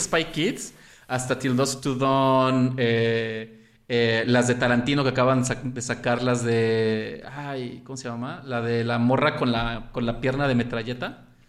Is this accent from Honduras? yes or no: no; Xalapa, Veracruz, Mexico; also born or lived in Mexico City; crecí en Jalapa y me crié, por así decirlo, y aunque nací en el DF, toda mi, primaria hasta la prepa estuve en Jalapa